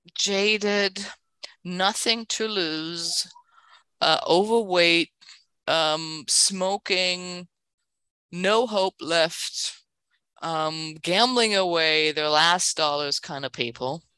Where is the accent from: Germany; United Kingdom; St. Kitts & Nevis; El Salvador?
Germany; Berlin; English is a second language; also born or lived in San Francisco, United States / Los Angeles, United States; now in New York, United States; That's the accent. I'm originally from Berlin